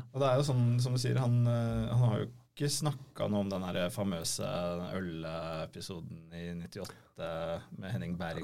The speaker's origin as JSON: {"language": "Norwegian", "country": "Norway", "said": "hvor vi var fra, fra Norge"}